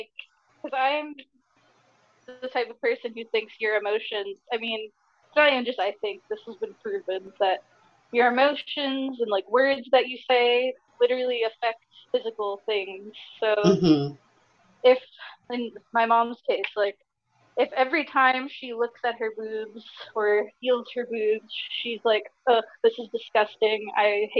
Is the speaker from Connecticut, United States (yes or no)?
no; New Jersey, United States; I'm from New Jersey